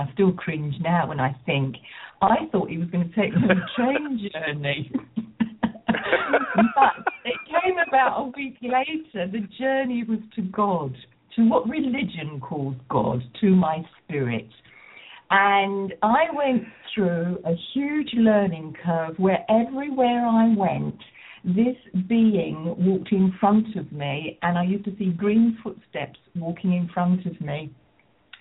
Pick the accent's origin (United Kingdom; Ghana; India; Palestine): United Kingdom; Rochester, South East England; I come from Rochester in Kent in the southeast of England